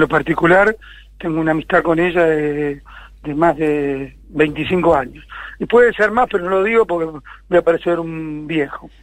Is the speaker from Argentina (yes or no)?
yes; Argentina